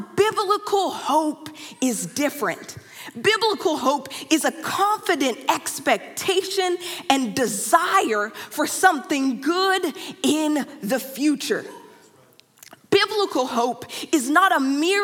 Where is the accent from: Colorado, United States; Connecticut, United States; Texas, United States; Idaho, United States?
Texas, United States; Dallas; moved away; I am from Dallas, Texas